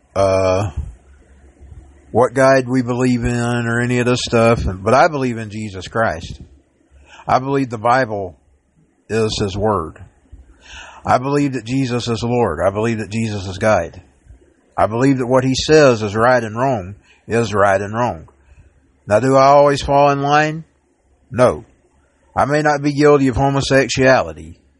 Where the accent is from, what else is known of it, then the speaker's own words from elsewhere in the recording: Dalton, Georgia, United States; I am a Dalton Georgian. I'm born in Dalton. I am from Georgia